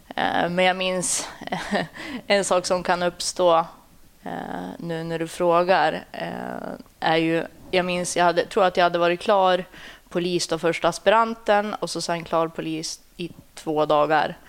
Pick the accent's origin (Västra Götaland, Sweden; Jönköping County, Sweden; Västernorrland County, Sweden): Västernorrland County, Sweden; Sundsvall; Jag är uppvuxen i Sundsvall.